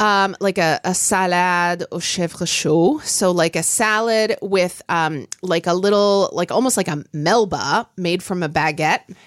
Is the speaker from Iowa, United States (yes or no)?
no; Oklahoma, United States; growing up in Oklahoma